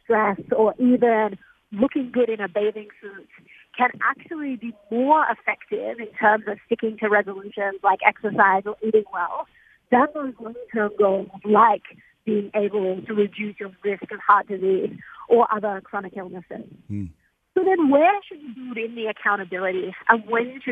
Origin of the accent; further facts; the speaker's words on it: Australia; moved away; I'm from Australia. My grandparents still live there